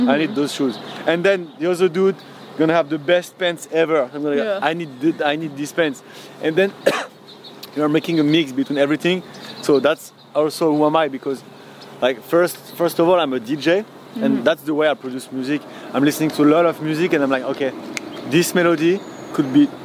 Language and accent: English; Paris, Île-de-France, France; I'm from Paris, and that's the city of the mode